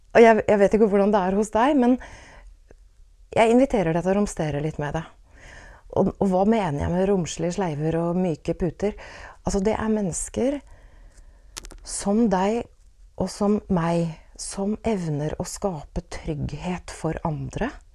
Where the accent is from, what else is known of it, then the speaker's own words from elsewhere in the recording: Åsgårdstrand, Vestfold, Norway; da jeg vokste opp i Åsgårdstrand på 1970-tallet